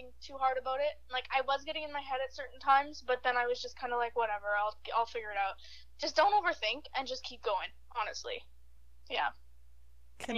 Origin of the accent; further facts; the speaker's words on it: Midland, Ontario, Canada; moved away as an adult; also born or lived in Ottawa; I'm in Midland right now, like, my hometown